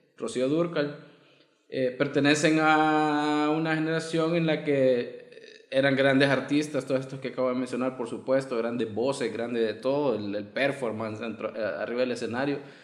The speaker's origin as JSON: {"language": "Spanish", "country": "El Salvador", "said": "los salvadoreños tenemos el albur de la paloma"}